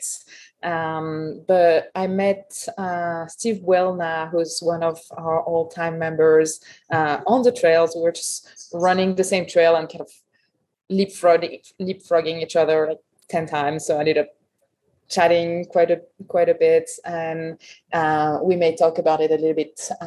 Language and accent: English; Paris, Île-de-France, France; English is a second language; moved away as an adult; also born or lived in Berkeley, California; now in Truckee, United States; I grew up in Paris in France. I was there until 2008 when I arrived in Berkeley